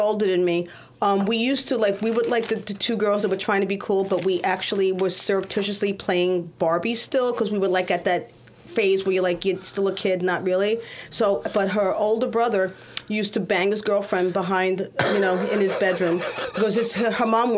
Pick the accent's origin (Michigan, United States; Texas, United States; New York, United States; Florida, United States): New York, United States; New York City; also born or lived in Washington Heights, Manhattan / Brooklyn; we moved to the Bronx when I was like 6 because my parents thought it was safer. And I lived there until 1987-8, and I moved here to Brooklyn